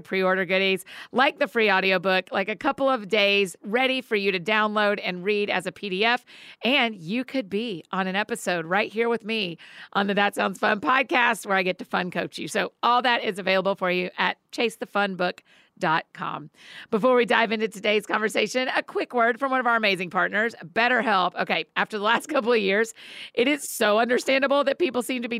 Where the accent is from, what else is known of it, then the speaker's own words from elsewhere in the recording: Marietta, Georgia, United States; my hometown of Marietta, Georgia